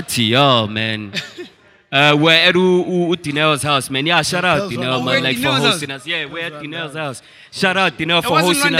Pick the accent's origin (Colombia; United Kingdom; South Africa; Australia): South Africa; Grahamstown, Eastern Cape; I'm from from Grahamstown, East Cape.